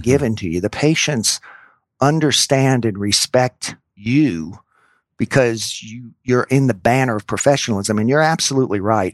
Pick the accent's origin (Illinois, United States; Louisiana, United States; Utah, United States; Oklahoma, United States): Louisiana, United States; New Orleans; moved away as an adult; also born or lived in Indiana; I grew up in New Orleans, Louisiana.